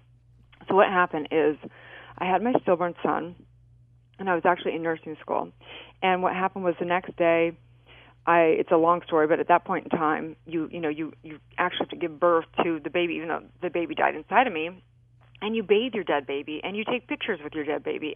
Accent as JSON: {"language": "English", "region": "California", "country": "United States", "tie": "born or raised there", "said": "I grew up in California"}